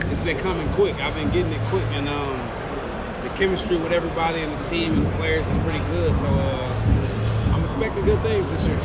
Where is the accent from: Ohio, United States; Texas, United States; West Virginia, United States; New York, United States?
New York, United States; We're from New York. We're from Orange County, New York.